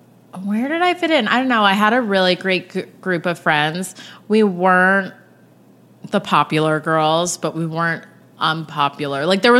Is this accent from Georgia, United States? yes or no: no; Bedford Hills, New York, United States; I'm from Bedford Hills in Westchester, New York. So just an hour outside the city.